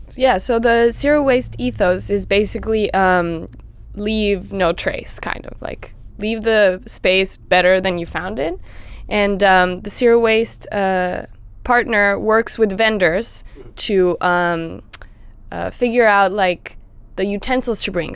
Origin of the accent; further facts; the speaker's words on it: Mexico City, Mexico; now in Los Angeles, United States; I grew up in Mexico City